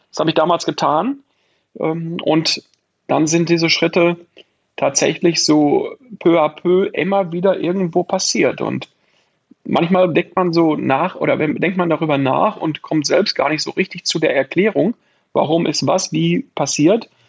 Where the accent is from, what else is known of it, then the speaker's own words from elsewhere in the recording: Arnsberg, North Rhine-Westphalia, Germany; Hüsten ist jetzt ein Teil meiner Geburtsstadt ähm, Arnsberg im Sauerland auch